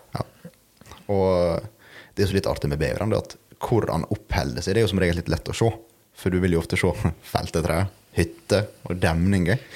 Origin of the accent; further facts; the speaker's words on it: Sandsøya, Møre og Romsdal, Norway; jeg kommer fra Sandsøya